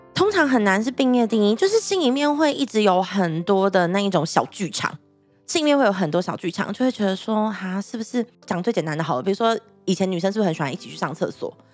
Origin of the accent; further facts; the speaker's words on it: Taichung, Taiwan; 我那时候我是台中人，所以我要嗯。在台中就是读书嘛，上课